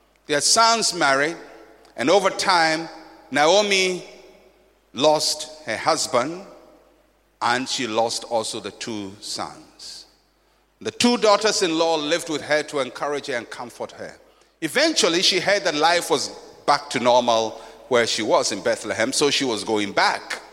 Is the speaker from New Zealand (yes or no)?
no; Ghana; I'm a Fanti. I grew up in Ghana community